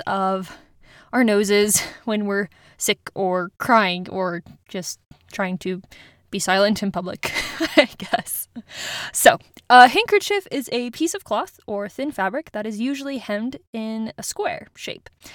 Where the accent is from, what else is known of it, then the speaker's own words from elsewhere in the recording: United States; also born or lived in Germany; growing up in the States.